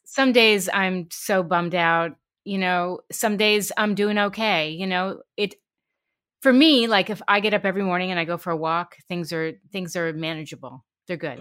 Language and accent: English; New York City, New York, United States; I grew up in New York City